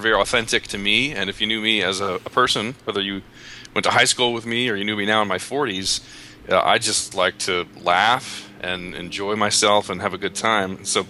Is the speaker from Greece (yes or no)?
no; Philadelphia, Pennsylvania, United States; moved away as an adult; now in San Diego, United States; So I came to San Diego from Philadelphia because of a girl